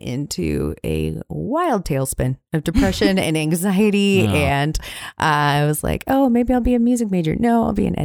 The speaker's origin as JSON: {"language": "English", "town": "Eugene", "region": "Oregon", "country": "United States", "tie": "born or raised there", "said": "I grew up in Eugene, Oregon, in a house out in the country about 3 miles from town."}